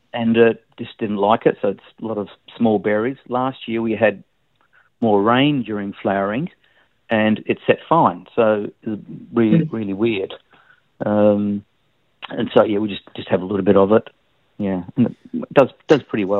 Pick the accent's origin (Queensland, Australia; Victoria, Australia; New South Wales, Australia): Victoria, Australia; Melbourne; now in Tasmania, Australia; I was born in Melbourne